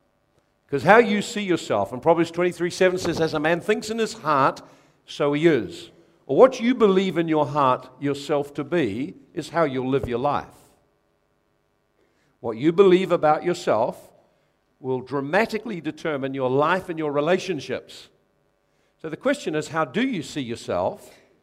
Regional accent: New Zealand; Identify yourself by your racial group. I'm a Kiwi.

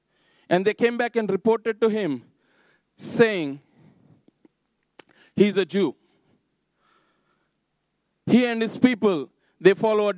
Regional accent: Napier, Hawke's Bay, New Zealand; now in Havelock, New Zealand; So it's like my home is in Havelock. I'm from Napier, I would travel to Flaxmere, and then from Flaxmere to Clive

